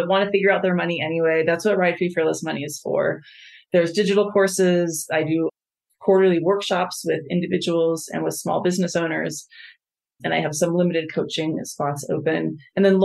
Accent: United States; as an American, as someone who left the country and came back

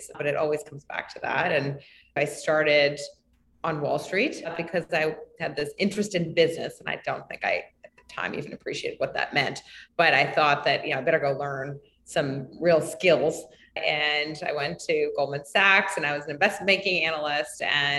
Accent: New York City, New York, United States; I was born and raised in New York City

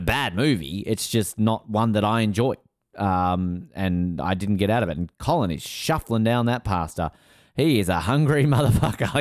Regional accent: Australia; I am Australian

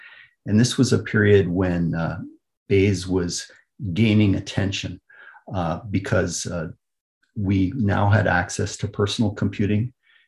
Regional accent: Kitchener, Ontario, Canada; Kitchener is my hometown. So I was born, raised, trained, and I've done all my my career has been in Canada.

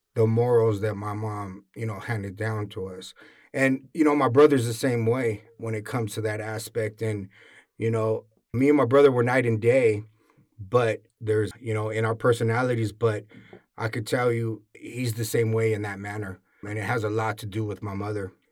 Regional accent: San Diego, California, United States; born or raised there

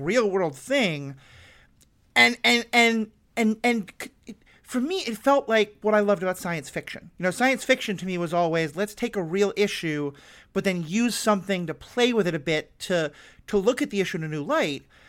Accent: United States; I'm also white, I'm American, I have an awful lot of privilege

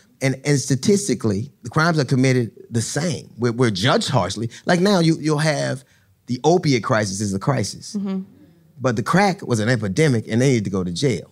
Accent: Los Angeles, California, United States; I grew up in Los Angeles. When I grew up in Los Angeles

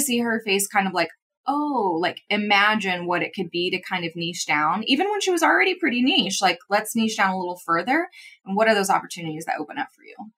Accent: Midwest, United States; I'm also from the Midwest, but I definitely feel like I grew up more in city, city

